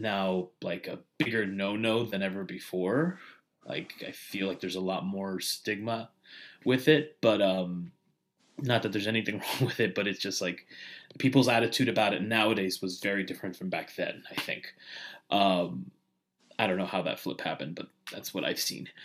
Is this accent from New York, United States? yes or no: yes; New York City, New York, United States; now in South Florida, United States; I'm originally from New York. Grew up in the Bayside area, which is like the border of Queens and Long Island.